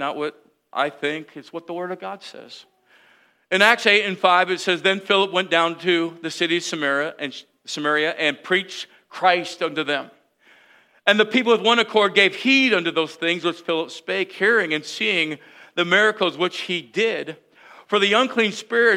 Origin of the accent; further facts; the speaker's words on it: United States; I'm American